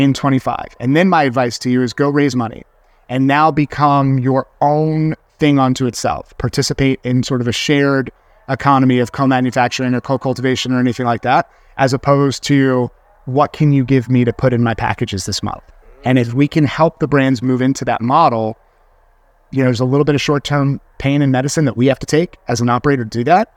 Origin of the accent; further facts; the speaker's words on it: New York, United States; as a New Yorker